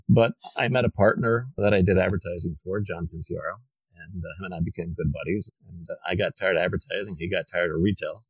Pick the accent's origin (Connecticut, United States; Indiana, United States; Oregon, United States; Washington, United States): Connecticut, United States; I grew up in Connecticut.